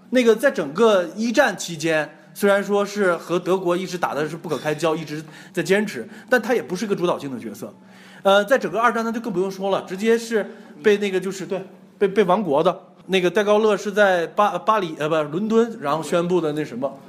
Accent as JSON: {"language": "Chinese", "country": "China", "said": "我们中国人"}